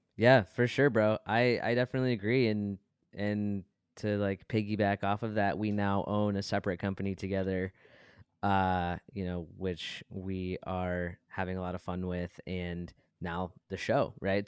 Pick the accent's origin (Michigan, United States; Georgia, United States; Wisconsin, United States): Michigan, United States; Brighton; we are from Brighton, Michigan